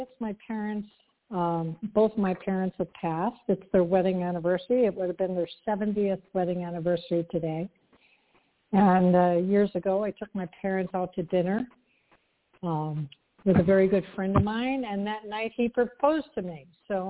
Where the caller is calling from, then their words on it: Tucson, Arizona, United States; also born or lived in San Francisco Bay Area, California; I'm calling from Tucson, Arizona.